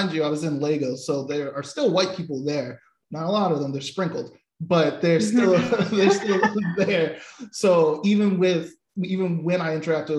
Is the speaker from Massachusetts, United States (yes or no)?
yes; Boston, Massachusetts, United States; I come from Boston too